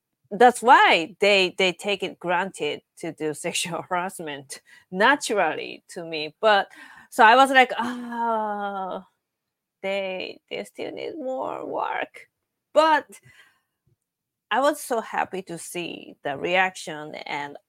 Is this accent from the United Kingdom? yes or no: no; Japan; now in New York, United States